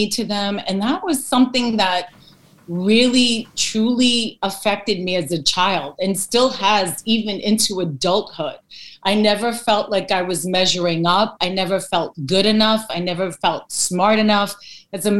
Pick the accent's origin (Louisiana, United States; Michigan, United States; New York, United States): New York, United States; New York City; I was born in the Bronx here in New York, and I'm from Greek American descent. I'm first generation